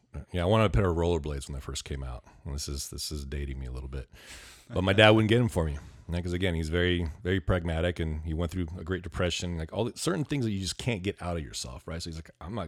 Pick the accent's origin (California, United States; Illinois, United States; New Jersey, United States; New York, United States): California, United States; Ventura; now in Camarillo, United States; I grew up Ventura in Ventura. County. I grew up in Ventura. I started third grade in Ventura, grew up there. I've been in Camarillo now for about 18 years